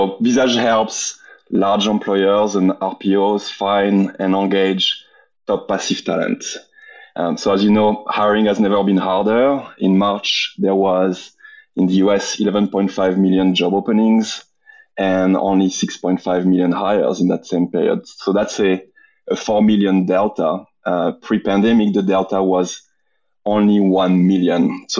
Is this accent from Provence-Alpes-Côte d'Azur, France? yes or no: yes; Marseille, Provence-Alpes-Côte d'Azur, France; English is a second language; also born or lived in London; now in Austin, United States; French, Marseille, the south of France, but I've been away from France for the past 17 years. Spent 6 years in London.